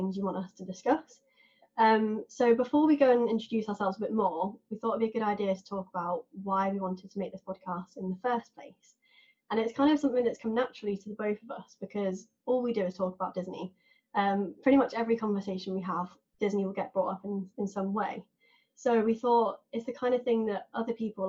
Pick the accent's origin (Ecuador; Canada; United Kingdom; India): United Kingdom; England; accent: southern; now in Manchester, United Kingdom; I actually live in Manchester, but as you can probably tell by my accent, I'm not from the north. I used to live in the south and that's where I was born. So I'm now a city person, used to live in a seaside town.